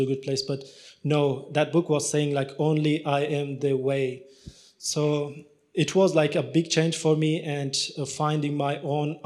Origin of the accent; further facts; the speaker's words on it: Pakistan; English is a second language; also born or lived in Afghanistan / Turkey; now in Australia; I grew up in Pakistan and I did my education in Pakistan